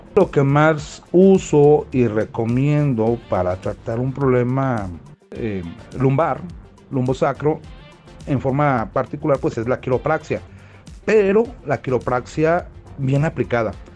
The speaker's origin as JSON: {"language": "Spanish", "town": "Tlaquepaque", "region": "Jalisco", "country": "Mexico", "said": "soy de Guadalajara, Jalisco, de Tlaquepaque"}